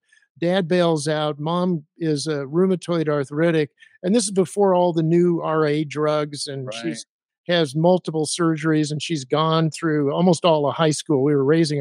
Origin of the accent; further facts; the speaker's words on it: Arizona, United States; I grew up in Arizona